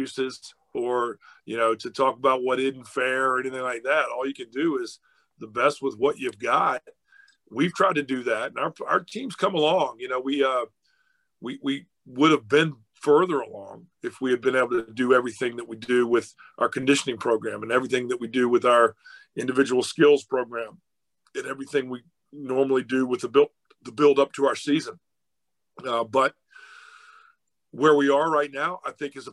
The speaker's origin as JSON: {"language": "English", "region": "Virginia", "country": "United States", "tie": "born or raised there", "also_born_or_lived": "Georgia", "moved": "yes", "said": "growing up in Virginia and having lived in Georgia"}